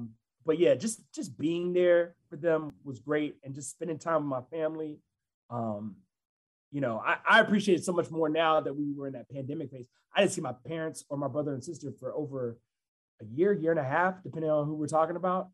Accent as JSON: {"language": "English", "town": "Huntsville", "region": "Alabama", "country": "United States", "tie": "born or raised there", "also_born_or_lived": "Birmingham, Alabama / Columbus, Mississippi / Pittsburgh / Philadelphia", "moved": "as an adult", "lives_now": "Chicago, United States", "said": "my hometown, Huntsville, Alabama"}